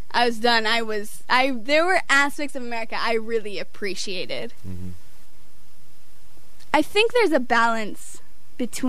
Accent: Northeast, United States; moved away; I come from the Northeast

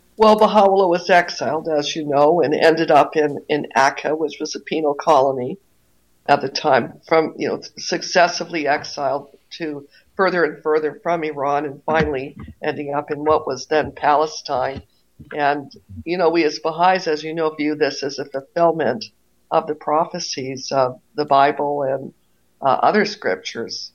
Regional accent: Toronto, Ontario, Canada; moved away as an adult; now in Maine, United States; I grew up in Toronto

